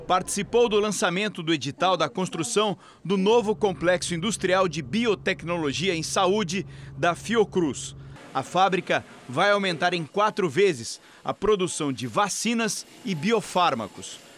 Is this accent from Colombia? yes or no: no; Portugal; now in Brazil; Olha, eu sou português, então eu gostaria de, voltar, de viver a minha terra.